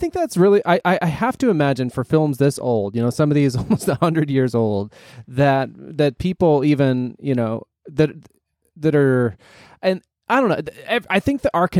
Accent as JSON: {"language": "English", "town": "Cleveland", "region": "Ohio", "country": "United States", "tie": "born or raised there", "said": "I grew up in the Cleveland area, and the Fox affiliate out there"}